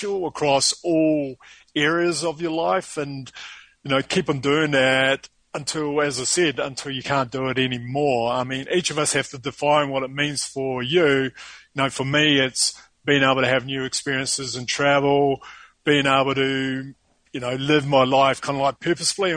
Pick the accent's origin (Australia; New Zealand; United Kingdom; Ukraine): New Zealand; accent: New Zealand; moved away as an adult; now in Sao Paulo, Brazil; It's actually a New Zealand accent.